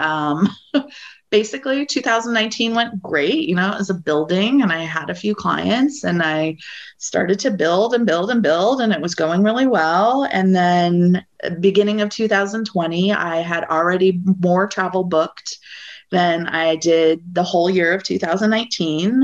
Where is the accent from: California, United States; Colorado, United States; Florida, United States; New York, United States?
Colorado, United States; moved away as an adult; now in Washington, DC, United States; I'm originally from the West. I'm from Colorado. I moved out to DC